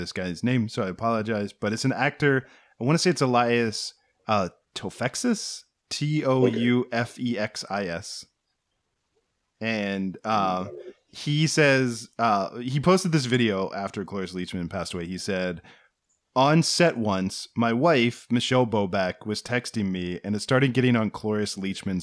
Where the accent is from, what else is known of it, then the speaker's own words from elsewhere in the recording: Washington, District of Columbia, United States; We grew up in the Washington D.C. area